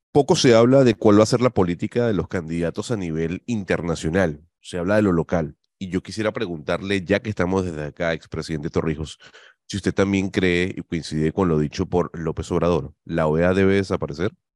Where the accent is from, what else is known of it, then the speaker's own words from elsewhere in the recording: Venezuela; moved away as an adult; now in Panama; yo soy venezolano, eh, ya con 10 años en el país